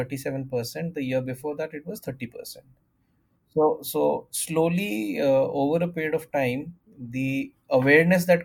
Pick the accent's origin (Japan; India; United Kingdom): India; Delhi; growing up in Delhi